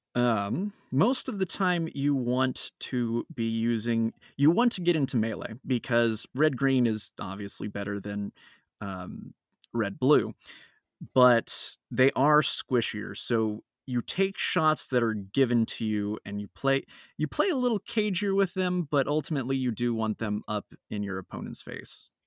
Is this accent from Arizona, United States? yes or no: yes; Phoenix, Arizona, United States; I'm from Phoenix, Arizona